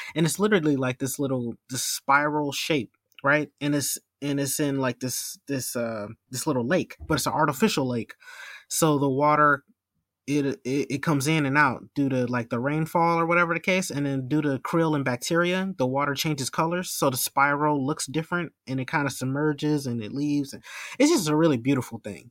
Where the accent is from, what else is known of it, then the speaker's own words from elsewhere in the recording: Milwaukee, Wisconsin, United States; my hometown here in Milwaukee